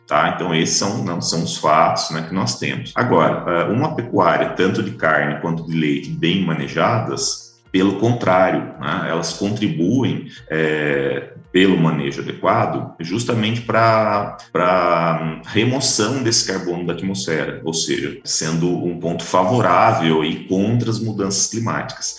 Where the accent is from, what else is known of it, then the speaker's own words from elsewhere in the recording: Taubaté, São Paulo, Brazil; also born or lived in Mato Grosso; now in Campo Grande, Brazil; fui criado em cidade